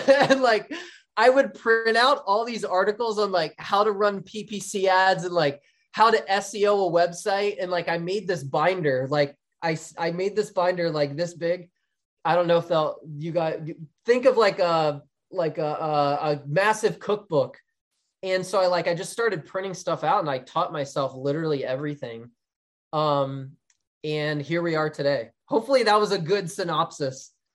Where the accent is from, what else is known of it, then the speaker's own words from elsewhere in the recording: Philadelphia area, New Jersey, United States; moved away; I'm from the Philadelphia area, but in New Jersey, so Flyers, Eagles, Phillies, like, diehard th, into my blood, to my core